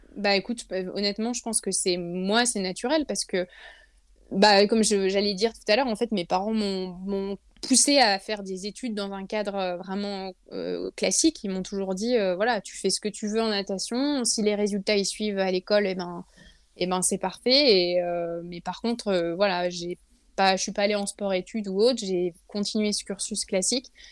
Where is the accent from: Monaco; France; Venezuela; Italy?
France; Lille, Hauts-de-France; moved away as an adult; now in Lyon, France; je suis jamais remontée euh, à Lille parce que je suis lilloise de native lilloise. De, voilà exactement du nord je suis une ch'ti